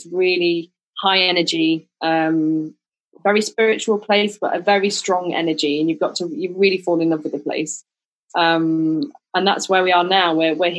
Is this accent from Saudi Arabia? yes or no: no; the north of England, United Kingdom; moved away as an adult; also born or lived in Leeds / London; now in Ibiza, Spain; And that's kind of the north of England. But then my husband's from the middle of England, Lincolnshire, but we've both lived in Leeds. I've lived in London. But now we call Ibiza home, and it does feel like home actually more than England did